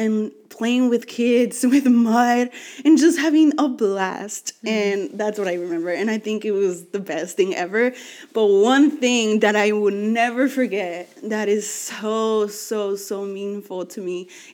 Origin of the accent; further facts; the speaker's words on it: Los Angeles, California, United States; also born or lived in Mexico; I'm from